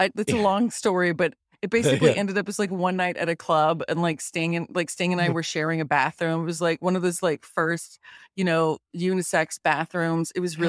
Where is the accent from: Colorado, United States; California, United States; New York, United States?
Colorado, United States; Littleton; Like I grew up in Littleton, yeah. Colorado.